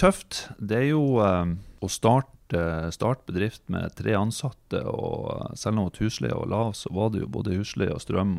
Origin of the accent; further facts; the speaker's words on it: Fauske, Nordland, Norway; now in Bodø, Norway; Jeg er oppvokst på Fauske. Flytta til eh, Bodø i 2003